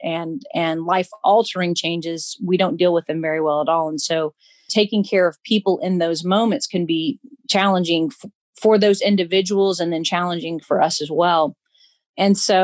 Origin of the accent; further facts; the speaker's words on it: Alabama, United States; moved away as an adult; also born or lived in Tennessee; now in Kentucky, United States; I'm from Alabama originally. I moved up to Tennessee a little over 10 years ago.